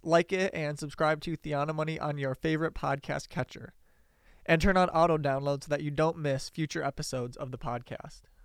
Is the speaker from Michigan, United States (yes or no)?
yes; Detroit, Michigan, United States; I grew up around Detroit